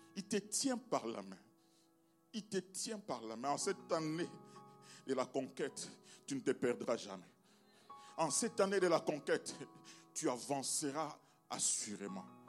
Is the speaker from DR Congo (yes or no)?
yes; DR Congo; je viens du Congo